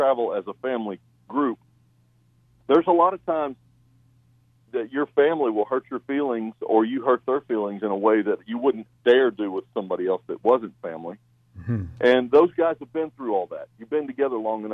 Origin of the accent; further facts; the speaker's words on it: Warren County, Ohio, United States; moved away as an adult; also born or lived in Knoxville, Tennessee; We still love our Ohio people and love our roots there, and, it'll always be home